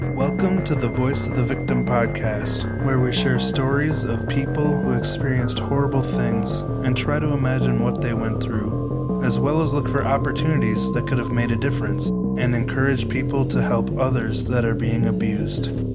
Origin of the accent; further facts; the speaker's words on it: Midwestern American, United States; We are Midwestern American kids